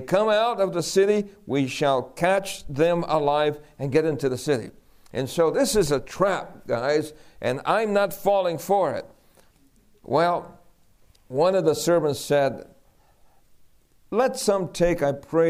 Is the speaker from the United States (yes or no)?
yes; New York City, New York, United States; also born or lived in El Fanguito, Puerto Rico; We grew up in New York City